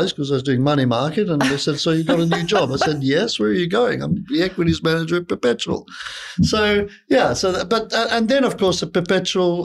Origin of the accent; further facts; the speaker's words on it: Malta; moved away as an adult; also born or lived in London, United Kingdom; now in Sydney, Australia; I'm originally from Malta. I went to London to study